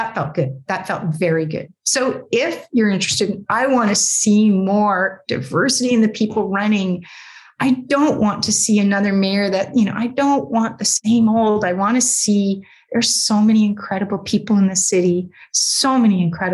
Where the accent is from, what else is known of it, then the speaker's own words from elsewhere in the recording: Canada; I'm Canadian